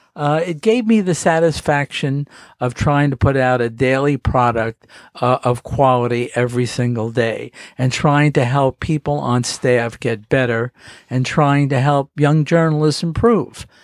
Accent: Miami, Florida, United States; moved away as an adult; I lived in Miami

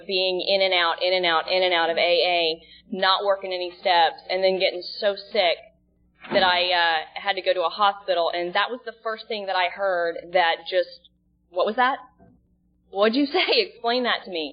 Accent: Dallas, Texas, United States; moved away as an adult; also born or lived in Dana Point, California / Laguna Niguel, California; now in Seal Beach, United States; I'm from Dallas, Texas. I actually live in Seal Beach now

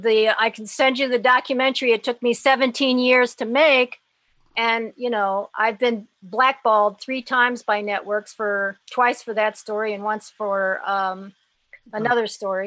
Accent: Haiti; Look, I was brought up in Haiti under Papa Doc, okay?

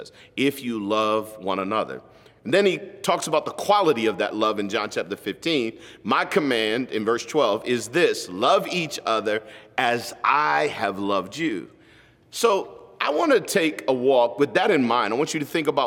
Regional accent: United States; as an American

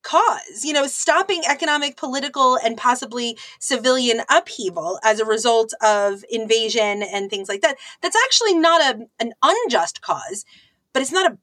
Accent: United States; as an American, you know, we are told this story

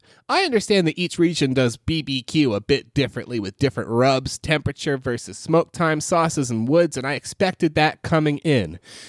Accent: Austin, Texas, United States; But I'm from Austin, Texas.

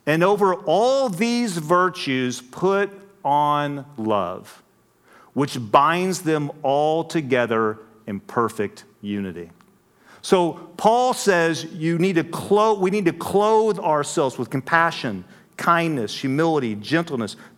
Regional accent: West Texas, United States; moved away; I grew up out in West Texas. That's why I talk so funny

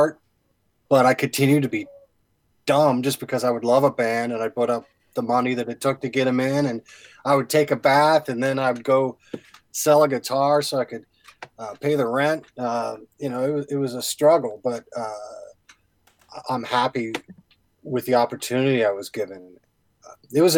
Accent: Madison Township, Ohio, United States; moved away as an adult; also born or lived in Oxford, Ohio; now in Cincinnati, United States; I grew up in Madison Township, went to school in Oxford.

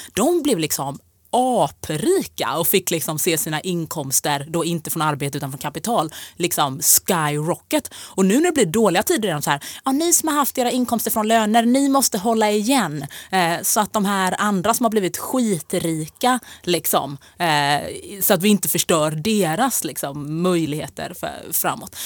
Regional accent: Jönköping, Jönköping County, Sweden; moved away as an adult; now in Stockholm, Sweden; jag är från Jönköping

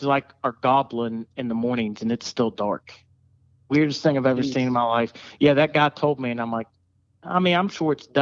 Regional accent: Salem, United States; I'm from Salem

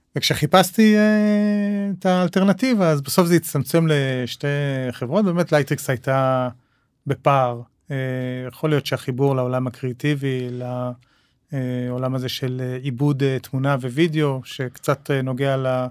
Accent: Jerusalem, Jerusalem District, Israel; now in Tel Aviv, Israel; גדלתי בירושלים, uh, שנות ה-70 וה-80

